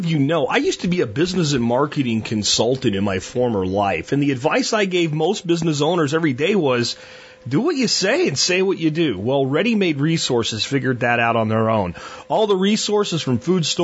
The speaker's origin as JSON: {"language": "English", "region": "Florida", "country": "United States", "tie": "born or raised there", "also_born_or_lived": "Pennsylvania", "said": "we moved from Pennsylvania to Florida in my childhood, so that would put it at 4 years of age"}